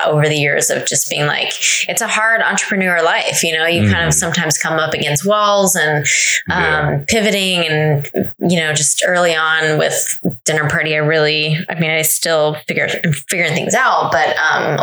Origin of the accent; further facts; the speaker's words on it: Northern Virginia, United States; also born or lived in Herndon, Virginia / Leesburg, Virginia / Loudoun County, Virginia; I grew up in Northern Virginia